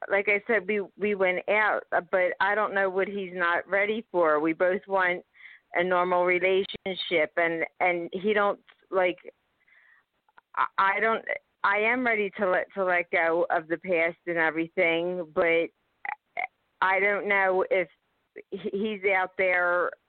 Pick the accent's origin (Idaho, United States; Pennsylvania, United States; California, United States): Pennsylvania, United States; Philadelphia; I'm from Pennsylvania, Philadelphia.